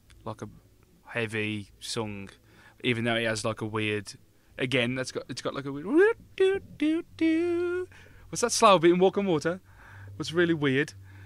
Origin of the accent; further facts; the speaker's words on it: Black Country, West Midlands, United Kingdom; We're from the Black Country.